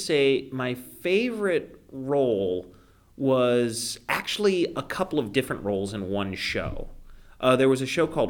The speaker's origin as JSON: {"language": "English", "town": "Belleville", "region": "Illinois", "country": "United States", "tie": "born or raised there", "also_born_or_lived": "Chicago, United States", "moved": "as an adult", "said": "Belleville, Illinois is my hometown because that's where I was born and that's where I grew up."}